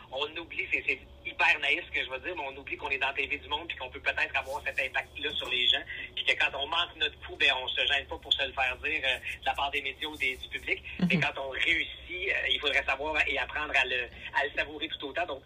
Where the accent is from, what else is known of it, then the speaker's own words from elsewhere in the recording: Outaouais, Quebec, Canada; Nous, on vient de l'Outaouais, ma conjointe et moi.